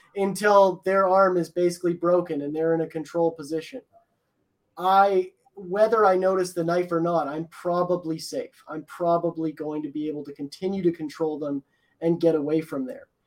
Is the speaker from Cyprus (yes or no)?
no; Edmonton, Alberta, Canada; I'm from Edmonton